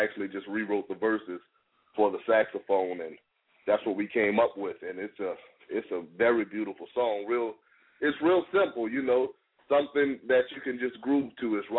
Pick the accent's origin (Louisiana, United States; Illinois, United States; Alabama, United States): Louisiana, United States; New Orleans; growing up in New Orleans in the 90s, being in the hood